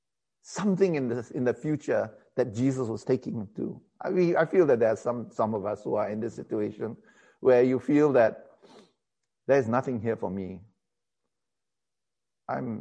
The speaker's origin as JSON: {"language": "English", "country": "Malaysia", "also_born_or_lived": "England"}